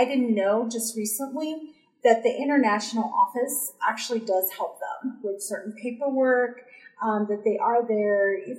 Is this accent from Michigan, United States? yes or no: no; Texas, United States; moved away as an adult; now in Idaho, United States; When I first got here to Idaho, I came from Texas.